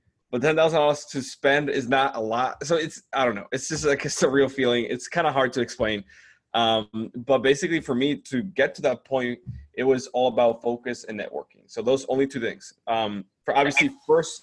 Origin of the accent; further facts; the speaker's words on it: Dominican Republic; English is a second language; moved away as an adult; I come from the Dominican Republic. English is not my first language.